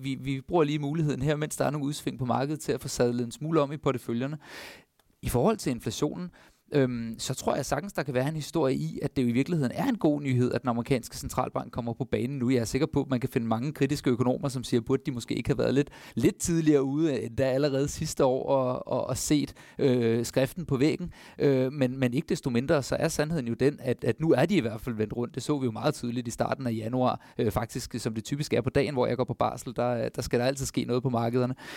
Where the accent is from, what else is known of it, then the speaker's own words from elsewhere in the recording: Denmark; For os som danskere